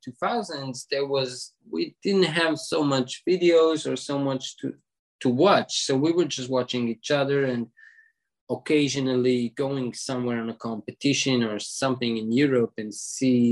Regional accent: Israel; born or raised there

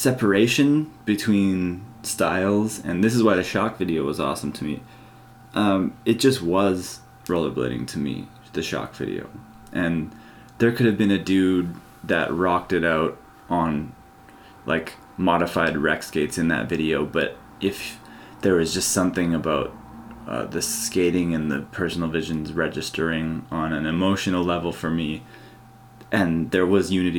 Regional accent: Canada; growing up in Canada

